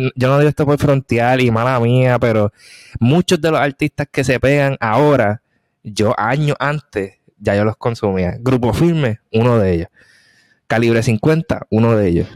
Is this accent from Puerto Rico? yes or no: yes; Puerto Rico; moved away; also born or lived in Korea / United States; mi pueblo, la Junta, es que todavía se hace lo de la puertorriqueñidad